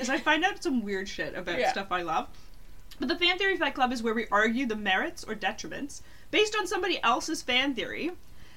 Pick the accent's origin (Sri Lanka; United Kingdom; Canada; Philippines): Canada; we are Canadians.